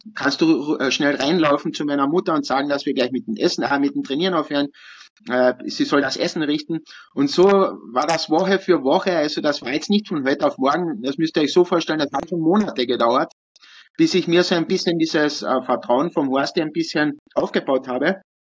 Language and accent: German; Kühnsdorf, Carinthia, Austria; ich bin ja in Künstdorf aufgewachsen